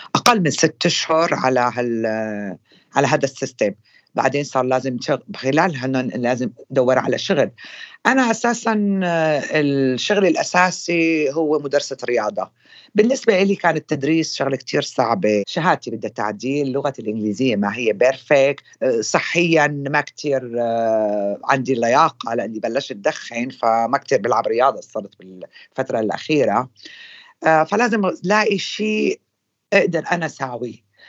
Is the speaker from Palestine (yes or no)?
no; Syria; moved away as an adult; now in London, United Kingdom; اني انا سوريه